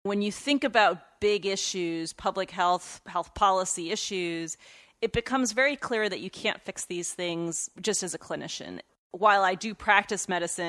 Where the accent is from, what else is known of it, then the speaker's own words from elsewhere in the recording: United States; I was born here in the United States to two immigrant parents.